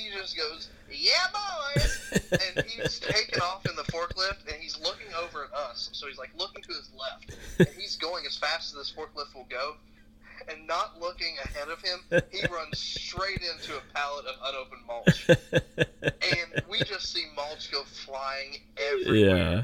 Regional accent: United States; I'm American

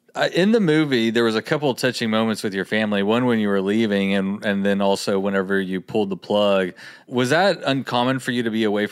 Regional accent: Texas, United States; growing up in Texas, there's no ski slopes around here.

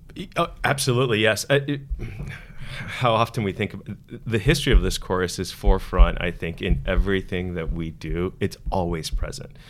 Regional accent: Miami, Florida, United States; I grew up in Miami

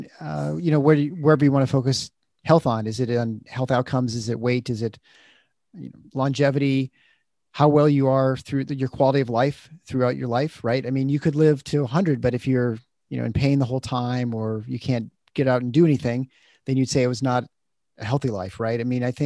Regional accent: Midwest, United States; We're both kids from the Midwest

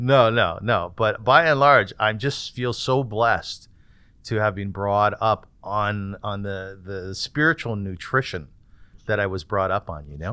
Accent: Kitchener, Ontario, Canada; I was born in Kitchener and my father was the rabbi

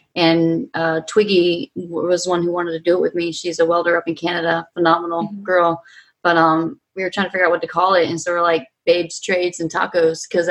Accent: Virginia, United States; now in Colorado, United States; I grew up in Virginia

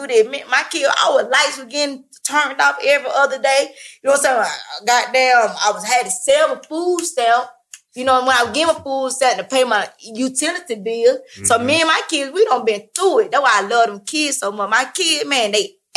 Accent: Atlanta, Georgia, United States; I'm from Atlanta, born and raised

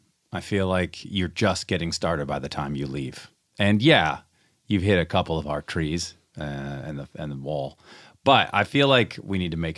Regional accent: Seattle, Washington, United States; I'm from Seattle.

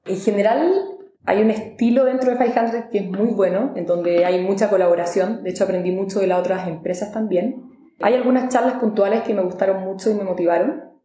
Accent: Chile; vengo de Chile, que es un país muy chico al sur del mundo

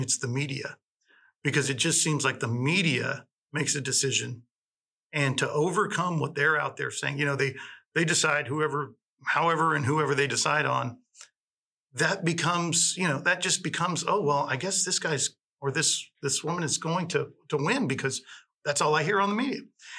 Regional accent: El Paso, Texas, United States; I grew up in El Paso. I've been in El Paso pretty much my whole life

